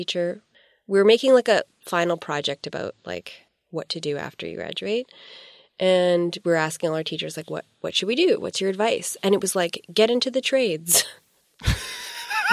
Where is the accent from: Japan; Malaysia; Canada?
Canada; Vancouver Island, British Columbia; moved away as an adult; now in Vancouver, Canada; I grew up on Vancouver Island.